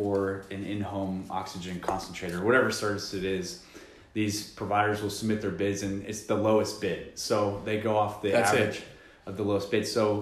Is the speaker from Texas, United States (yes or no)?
yes; Euless, Texas, United States; also born or lived in Roanoke, Texas; I actually grew up in Euless, but moved to Roanoke